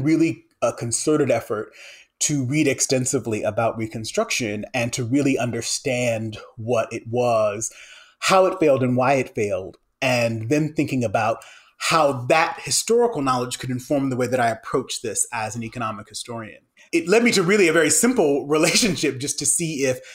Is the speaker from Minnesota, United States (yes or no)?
yes; St. Paul, Minnesota, United States; moved away as an adult; also born or lived in Wisconsin / Berkeley, California; now in Ohio, United States; Originally, I'm from St. Paul, Minnesota